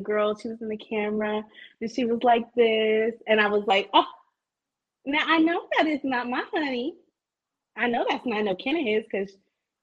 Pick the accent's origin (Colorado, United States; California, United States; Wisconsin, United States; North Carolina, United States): California, United States; Bay Area; I'm from the Bay Area